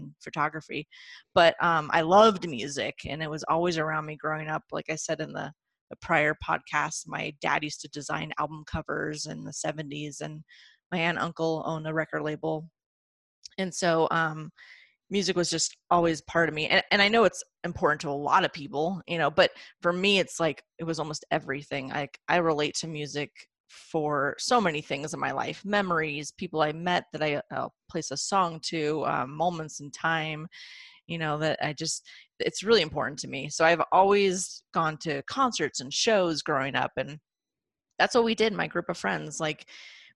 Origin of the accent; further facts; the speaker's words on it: Ventura County, California, United States; in Ventura County area, which is where I grew up in California